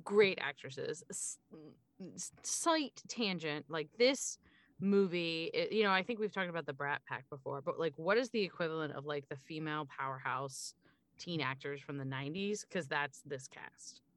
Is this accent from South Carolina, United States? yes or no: no; Pennsylvania, United States; I'm from Pennsylvania